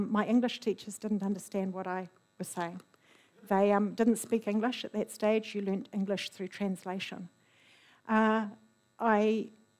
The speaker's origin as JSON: {"language": "English", "country": "New Zealand", "said": "as a New Zealander"}